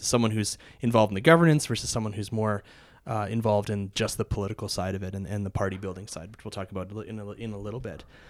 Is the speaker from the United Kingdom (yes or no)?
no; Alberta, Canada; I was from Alberta